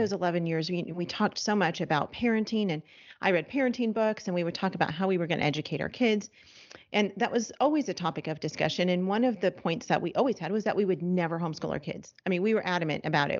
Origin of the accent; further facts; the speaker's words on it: Los Angeles, California, United States; moved away; we're from Los Angeles, we're no longer in Los Angeles, but that's where we're from